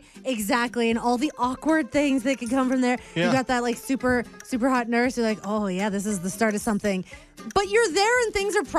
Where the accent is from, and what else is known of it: Alberta, Canada; born or raised there